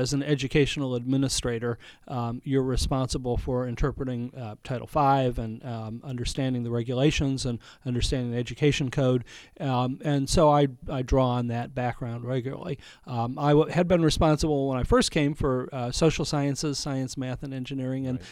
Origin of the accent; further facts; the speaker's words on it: Ohio, United States; moved away as an adult; also born or lived in Montgomery, Alabama / Michigan / Palm Beach, Florida; now in Napa, United States; I grew up in Ohio